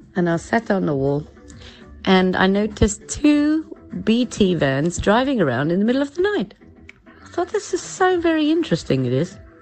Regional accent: South Africa; moved away as an adult; now in England; I'm from South Africa.

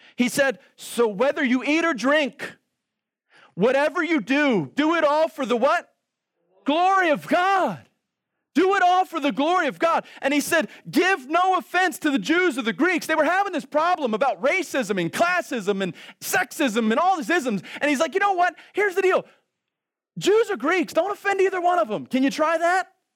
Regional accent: Baltimore, Maryland, United States; I grew up in Baltimore City.

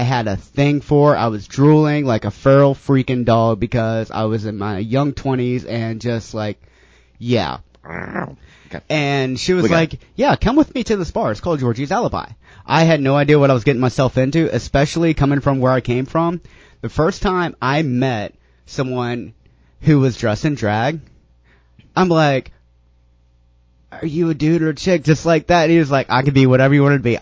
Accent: the Bible Belt, United States; moved away as an adult; now in St. Petersburg, United States; I grew up in the Bible Belt

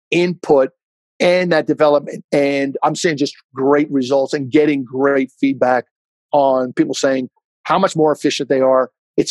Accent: Jersey Shore, New Jersey, United States; growing up on the Jersey Shore

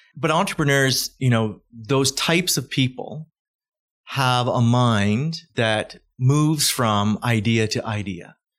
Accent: Calgary, Alberta, Canada; I'm from Calgary

